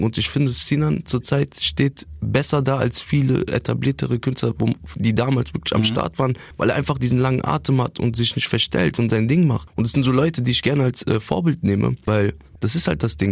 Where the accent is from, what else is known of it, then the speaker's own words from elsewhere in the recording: Wiesbaden, Hesse, Germany; also born or lived in Bielefeld; ich bin da geboren in Bielefeld und dann sind wir früh, also meine Mutter und ich, äh, nach Wiesbaden gezogen und seitdem lebe ich dort